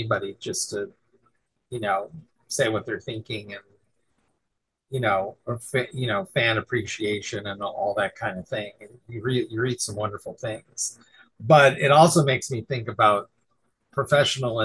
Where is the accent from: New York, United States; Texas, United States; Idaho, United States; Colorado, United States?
New York, United States; now in California, United States; I'm originally from New York and live in California.